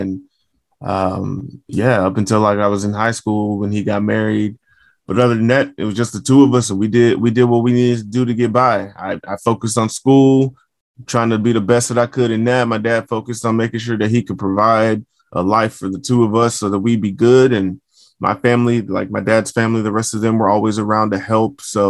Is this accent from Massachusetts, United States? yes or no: no; Fort Worth, Texas, United States; Yes, sir. Fort Worth, Texas. I mean, nobody's ever asked me what it's like being in Fort Worth.